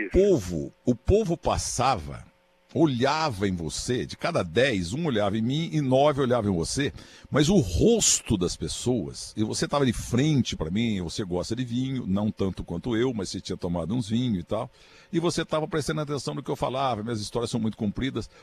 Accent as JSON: {"language": "Portuguese", "town": "Muzambinho", "region": "Minas Gerais", "country": "Brazil", "tie": "born or raised there", "said": "A própria Muzambinha, minha terra"}